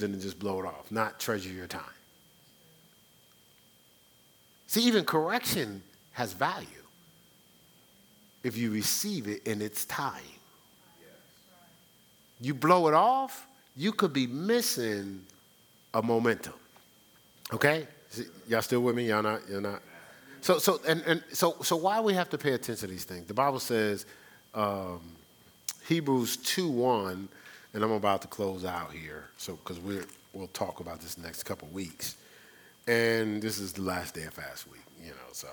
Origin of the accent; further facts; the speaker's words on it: Newark, New Jersey, United States; I'm from the city. I'm from Newark